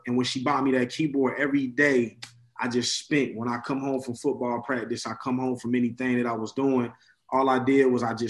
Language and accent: English; San Antonio, Texas, United States; I'm a child of God. I'm from San Antonio, Texas.